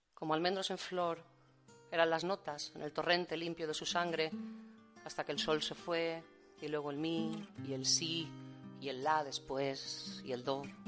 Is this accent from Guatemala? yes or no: no; Valencia, Valencian Community, Spain; also born or lived in Seville; luego ya me fui a Valencia, llevo toda la vida viviendo en Valencia